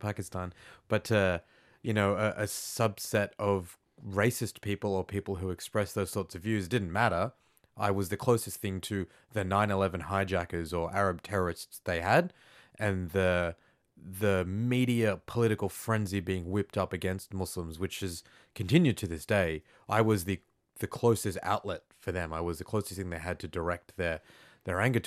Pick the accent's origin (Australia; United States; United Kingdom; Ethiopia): Australia; I was as Australian as you could get.